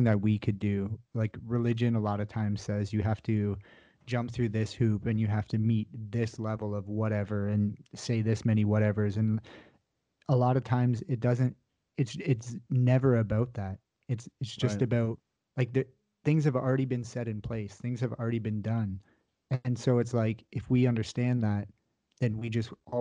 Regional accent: Canada; being Canadian

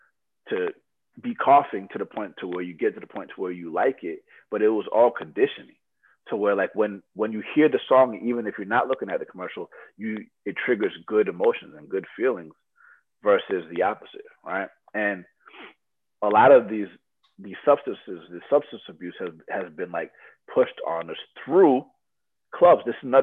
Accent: Loma Linda, California, United States; born there; So I was born in Loma Linda, California, where people live for hundreds of years, right?

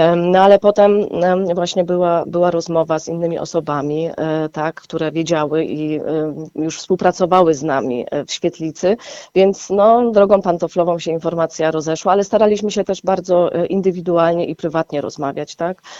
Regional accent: Gliwice, Silesian Voivodeship, Poland; pochodzę z Łabęd, tak? Ja tam e, się po prostu wychowywałam

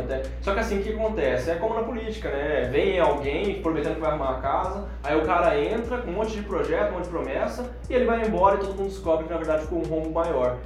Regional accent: Cuiabá, Mato Grosso, Brazil; aqui em Cuiabá

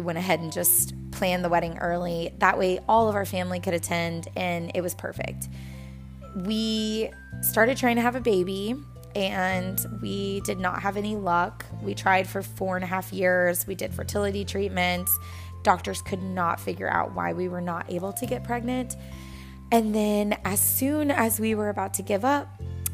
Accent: Texas, United States; also born or lived in New Orleans, Louisiana; I moved from New Orleans, Louisiana to Texas

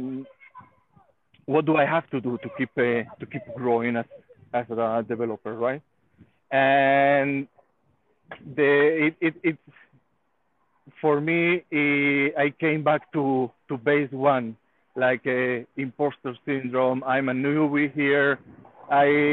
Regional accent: Spain; moved away as an adult; now in Israel; I'm from Spain, and I actually live in Israel. I've been living here in Israel for 9 years

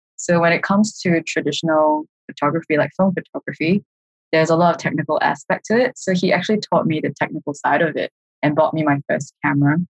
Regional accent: Singapore; moved away as an adult; that was back in Singapore. So uh, I'm Singaporean

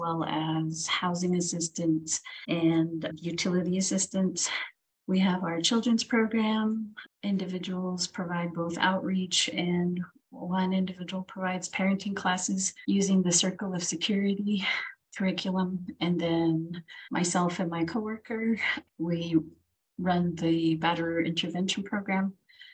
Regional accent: Window Rock, Arizona, United States; moved away as an adult; also born or lived in Rehoboth, New Mexico / Manuelito, New Mexico; now in Gallup, United States; I was born in Rehoboth, which is next to Gallup, but I primarily grew up in Fort Defiance and Winter Rock, Arizona, which are on the Navajo Nation.

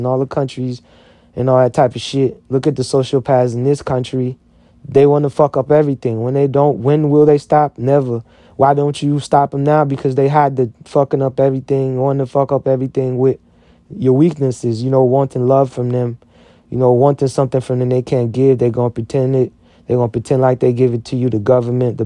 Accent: United States; I'm an American.

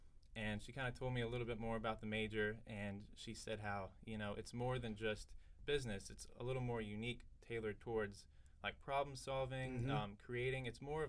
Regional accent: Duluth, Georgia, United States; moved away as an adult; I'm from Duluth, Georgia.

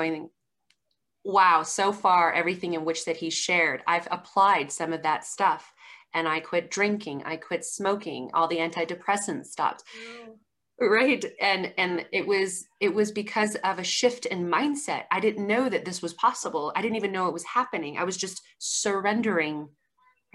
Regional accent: Colorado Springs, Colorado, United States; I'm from Colorado Springs, Colorado.

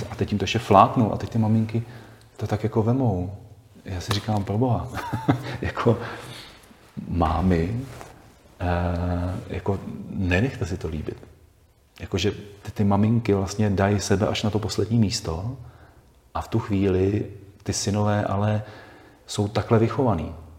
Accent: Bohemia, Czechia; u nás v Čechách

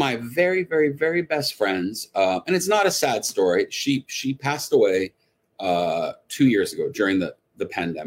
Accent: Canada; moved away as an adult; also born or lived in Montreal / Toronto / New York / Los Angeles; I grew up in Canada

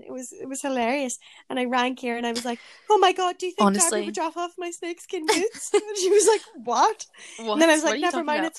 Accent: Ireland; now in Manchester, United Kingdom; because I live away in Manchester and I'm obviously from Ireland.

